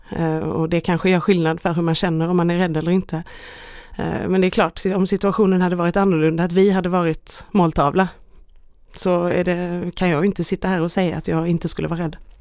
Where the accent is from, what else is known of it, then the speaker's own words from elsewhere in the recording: Sweden; hemma i Sverige